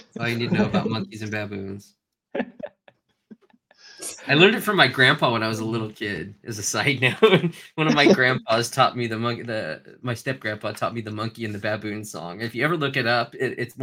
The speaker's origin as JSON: {"language": "English", "region": "Southern California Valley", "country": "United States", "accent": "Valley", "said": "I am from California Valley, Southern California Valley."}